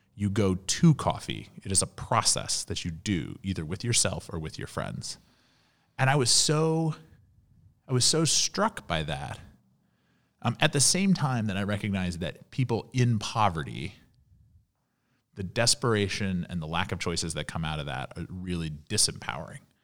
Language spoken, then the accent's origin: English; Louisville, Kentucky, United States; moved away as an adult; also born or lived in Washington, D.C. / New York; growing up in Louisville, Kentucky